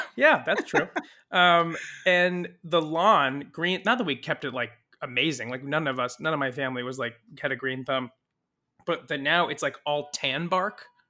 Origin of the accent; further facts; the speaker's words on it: Saratoga, California, United States; also born or lived in Mountain View, California; I was raised in Saratoga, California, which is near San Jose